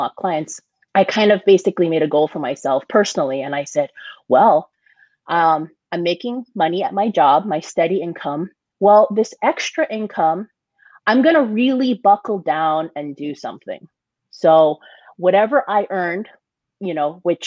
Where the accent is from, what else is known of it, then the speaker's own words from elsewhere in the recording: Hawaii, United States; also born or lived in San Diego; now in Las Vegas, United States; growing up in Hawaii, it was my first job